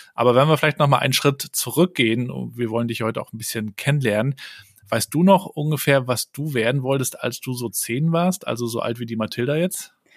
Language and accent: German; Germany; bei uns in Deutschland